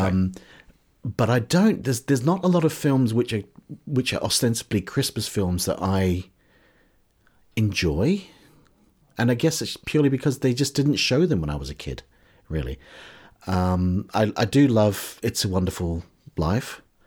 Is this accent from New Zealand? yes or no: yes; New Zealand; now in United Kingdom; growing up in New Zealand in the, in the seventies and eighties